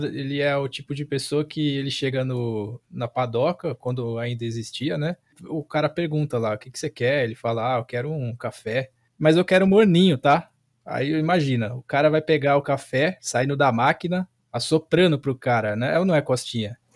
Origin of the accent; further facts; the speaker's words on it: Brazil; A gente é brasileiro